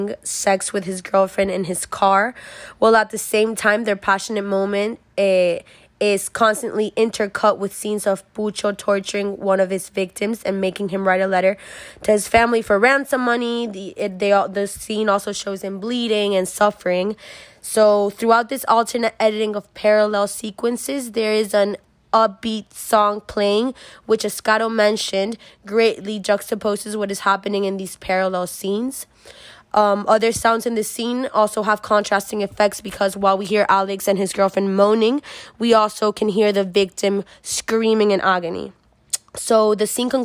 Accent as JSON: {"language": "English", "country": "Venezuela", "tie": "born or raised there", "moved": "yes", "lives_now": "United States", "said": "I was born and raised in Venezuela"}